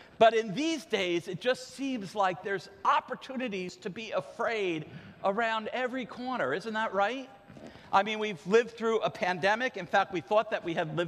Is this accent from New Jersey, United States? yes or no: yes; Ocean Grove, New Jersey, United States; When I was a kid growing up in Ocean Grove